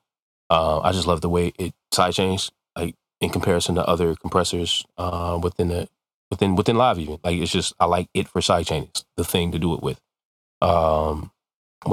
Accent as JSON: {"language": "English", "town": "Detroit", "region": "Michigan", "country": "United States", "tie": "born or raised there", "said": "I'm from Detroit. Like, you know, I was born in Detroit"}